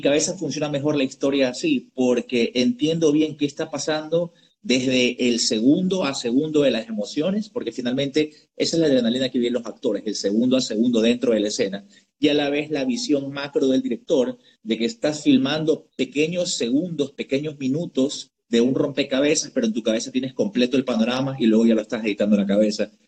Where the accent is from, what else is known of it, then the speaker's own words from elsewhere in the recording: United States; moved away; crecí y estudié en Estados Unidos